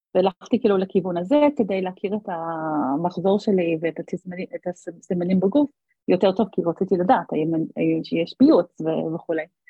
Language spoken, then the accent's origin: Hebrew; Australia; moved away as an adult; now in Israel; חזרתי לאוסטרליה לבקש, אה, לבקר את ההורים שלי